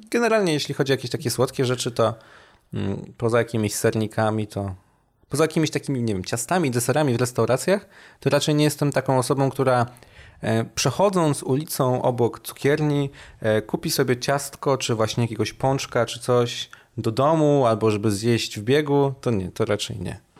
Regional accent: Gorzów Wielkopolski, Lubusz Voivodeship, Poland; also born or lived in Poznań

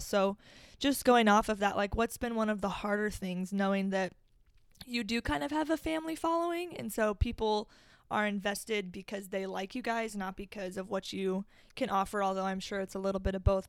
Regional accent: Omaha, Nebraska, United States; we are in my hometown, Omaha, Nebraska

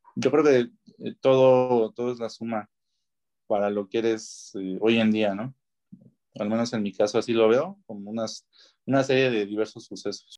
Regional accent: Mexico; Como mexicanos, como ciudadanos

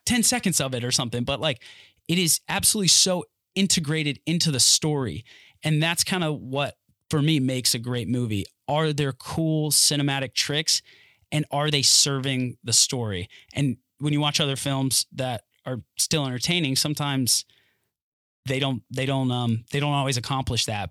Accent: North Carolina, United States; where I'm from North Carolina, born and raised

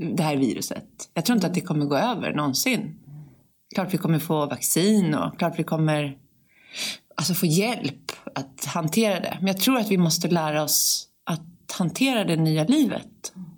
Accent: Sweden

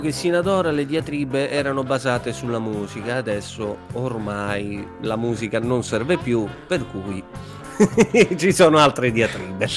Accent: Suzzara area, Lombardy, Italy; di Suzzara dalle mie parti

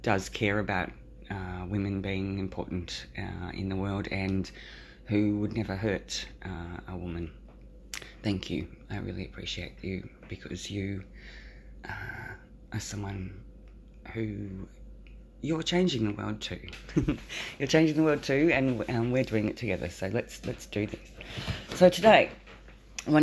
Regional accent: Australia; I'm an Australian. I live in a rural town.

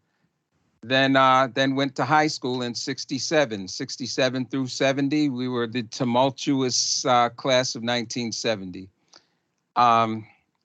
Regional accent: Ossining, New York, United States; I was born in Austining, in Old Austining Hospital in 1952. I was born on Spring Street. And I started Claremont School 5 years later, at 5 years old.

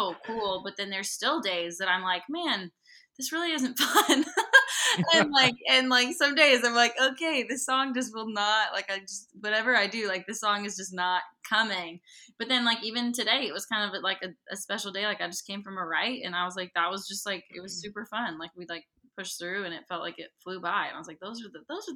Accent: the Northwest, Pacific Northwest, United States; I'm from the Northwest, and I grew up on a farm with horses

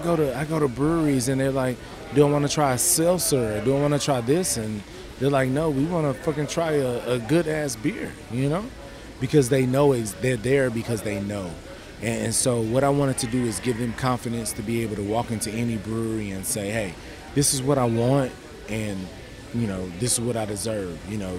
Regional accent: Houston, Texas, United States; I'm from Houston, Texas.

